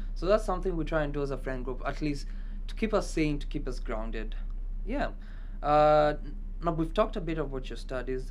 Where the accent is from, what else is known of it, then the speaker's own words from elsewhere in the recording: Kenya; moved away; i'm kenyan